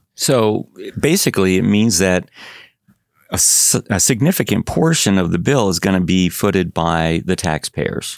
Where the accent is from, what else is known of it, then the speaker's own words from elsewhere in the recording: Chicago, Illinois, United States; moved away; I grew up in Chicago